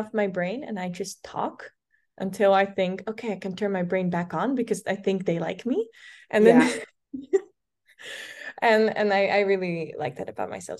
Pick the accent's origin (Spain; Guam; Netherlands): Netherlands; Almere, Flevoland; English is a second language; So I grew up in the Netherlands. I'm Dutch, and I grew up in this town called Almere.